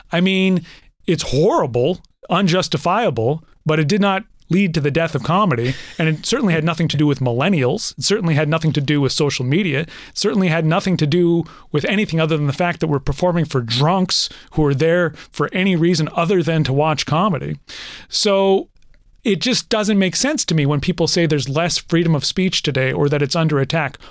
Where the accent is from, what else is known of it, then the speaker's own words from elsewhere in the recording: Canada; I'm Canadian